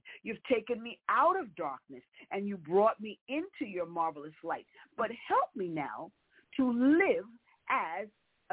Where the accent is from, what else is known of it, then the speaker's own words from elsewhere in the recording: New York City, New York, United States; I was a little girl growing up in New York, and in New York City specifically